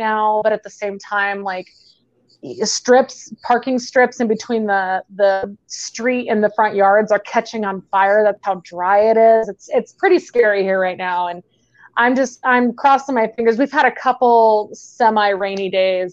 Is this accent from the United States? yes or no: yes; Phoenix, Arizona, United States; moved away as an adult; also born or lived in Texas, United States; now in Salt Lake City, United States